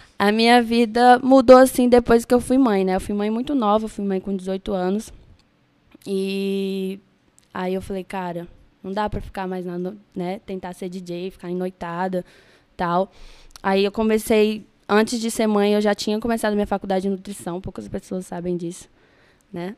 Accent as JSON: {"language": "Portuguese", "town": "Brasília", "region": "Federal District", "country": "Brazil", "tie": "born or raised there", "moved": "as an adult", "lives_now": "Rio de Janeiro, Brazil", "said": "eu nasci em Brasília. É, minha família é de Pá de Minas"}